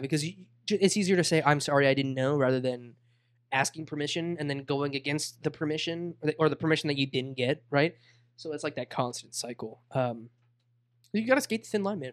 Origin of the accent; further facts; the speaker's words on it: Boca Raton, Florida, United States; I'm from Boca